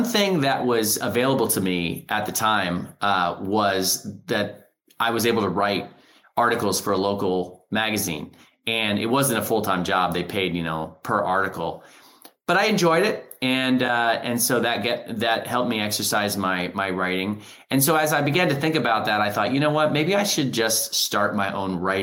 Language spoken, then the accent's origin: English; Hutchinson, Kansas, United States; moved away as an adult; now in St. Louis, United States; I'm a Kansan. I grew up in Hutchinson, Kansas, and I love my Sunflower State.